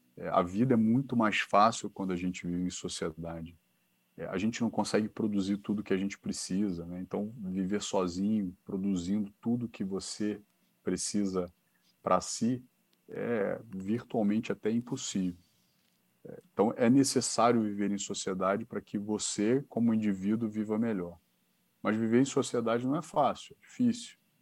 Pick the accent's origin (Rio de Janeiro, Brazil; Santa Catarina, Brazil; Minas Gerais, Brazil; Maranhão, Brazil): Rio de Janeiro, Brazil; Niterói; moved away as an adult; now in São Paulo, Brazil; eu sou de Niterói